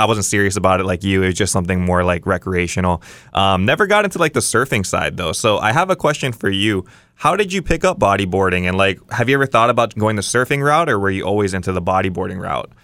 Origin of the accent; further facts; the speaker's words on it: Kauai, Hawaii, United States; I grew up on Kauai